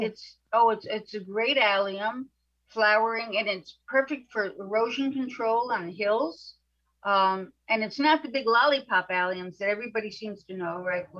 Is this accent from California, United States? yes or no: no; New York City, New York, United States; I grew up in apartments in New York City